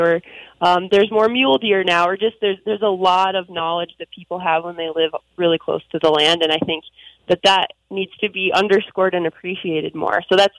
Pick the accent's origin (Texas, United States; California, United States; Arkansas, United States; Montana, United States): Montana, United States; Dagmar; moved away; my first season was really a love letter to my hometown and featured a bunch of stories from Dagmar and the surrounding community.